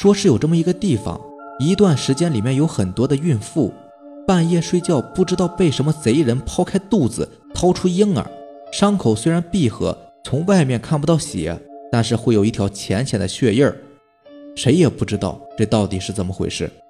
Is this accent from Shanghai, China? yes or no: no; Jixian County, Heilongjiang, China; 我老家是住在集贤县的，三舅呢就住在老家。